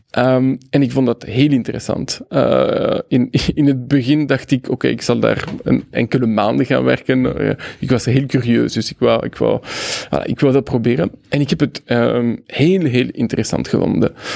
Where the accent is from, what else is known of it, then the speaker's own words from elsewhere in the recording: Brussels, Brussels-Capital Region, Belgium; first language French; Dutch is a second language; also born or lived in Mexico; ik ben een Brusselaar.